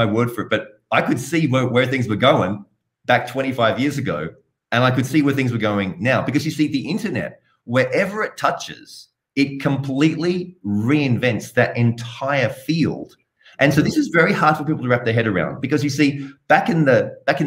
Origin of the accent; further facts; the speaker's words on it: Sydney, New South Wales, Australia; You can tell I have a bit of an accent. So I'm originally from Australia, from Sydney